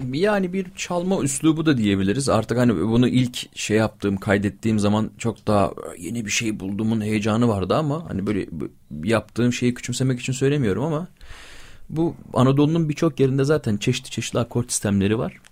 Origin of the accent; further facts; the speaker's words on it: İzmir, Turkey; also born or lived in Bingöl (ancestry); Bir İzmir'de büyüyen Alevi çocuğuyum.